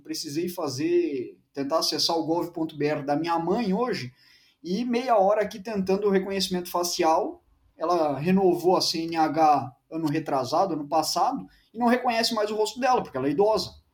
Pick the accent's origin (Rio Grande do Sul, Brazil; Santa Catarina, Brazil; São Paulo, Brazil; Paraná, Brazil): Santa Catarina, Brazil; Blumenau; Eu sou de Blumenau